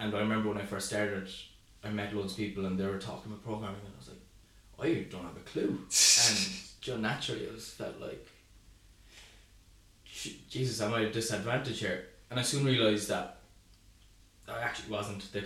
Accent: Cork, Munster, Ireland; I'm from Cork. Went to school in Cork, college in Cork

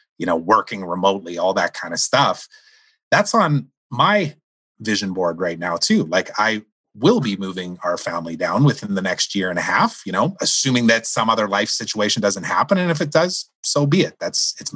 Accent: Saskatchewan, Canada; you and I grew up in Saskatchewan

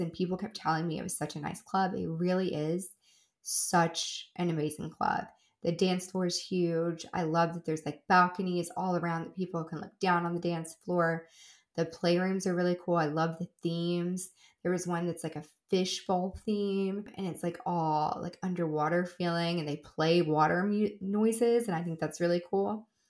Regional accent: Kentucky, United States; moved away; also born or lived in Tennessee; I am originally from Kentucky, just like I lived in a town on the Tennessee Kentucky state line, but I lived in Kentucky a lot of the time

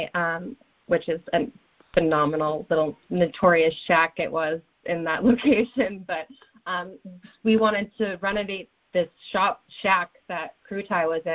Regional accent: Cape Cod, Massachusetts, United States; also born or lived in Norwood, Massachusetts; So I grew up mostly on Cape Cod.

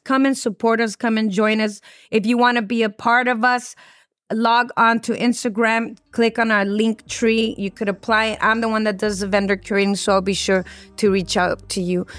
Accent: Los Angeles, California, United States; I grew up here in City Terrace. I grew up around the cholos and the cholas, and this is my neighborhood.

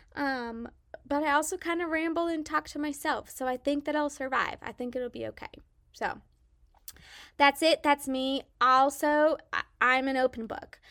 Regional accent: Salina, Kansas, United States; accent: southern twang; moved away as an adult; also born or lived in Mississippi; born and raised in Salina, Kansas

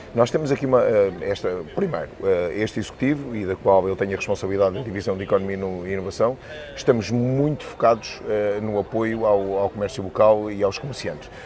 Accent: Bucelas, Lisbon, Portugal; eu sou, sou de Boze, Uh, e a Boza há é uma grande tradição por parte das filhoses

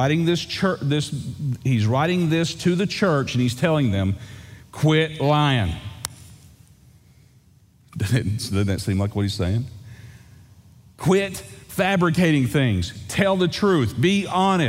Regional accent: East Texas, United States; I grew up in East Texas. Lake Fork

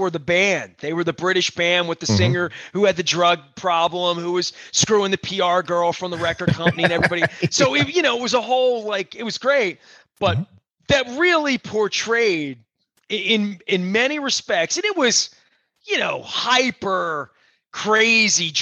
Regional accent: Dundalk, Maryland, United States; born or raised there

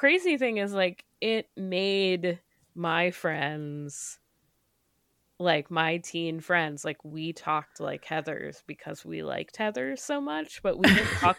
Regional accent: Connecticut, United States; I grew up in Fairfield County, so fully my the world I grew up in.

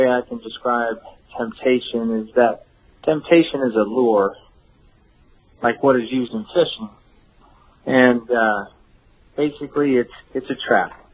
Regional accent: Las Vegas, Nevada, United States; moved away as an adult; now in New Braunfels, United States; I grew up in Las Vegas. I was born and raised in Las Vegas, Sin City.

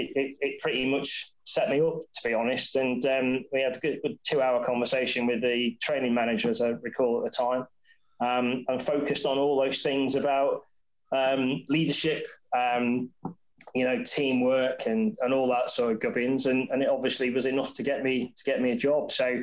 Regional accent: Wirral, North West England, United Kingdom; accent: semi-Scouse; sort of semi-Scouse accent that I've had, but then I've lived in the south for a long time. But I grew up on the Wirral, and went to school and everything there.

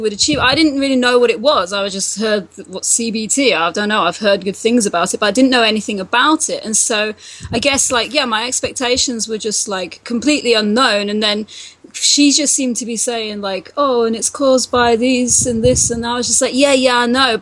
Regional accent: England, United Kingdom; moved away; I'm from England, and so we've got the NHS there

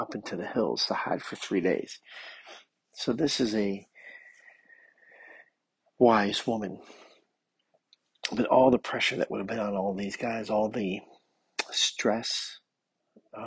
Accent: United States; I'm living here in America as an American

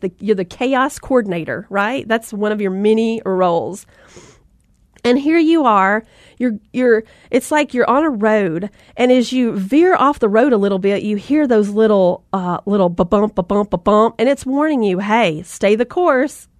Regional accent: the South, United States; accent: Southern; I'm from the South and we love those rope swings, right?

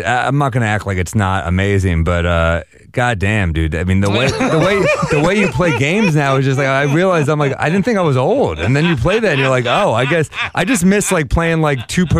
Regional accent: New York City, New York, United States; New York City.

